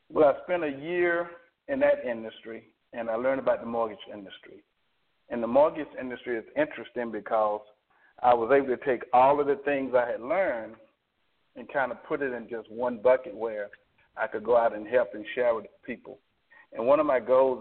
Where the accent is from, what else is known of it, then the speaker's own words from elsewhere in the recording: Alabama, United States; I'm from Alabama. You can probably pick up my accent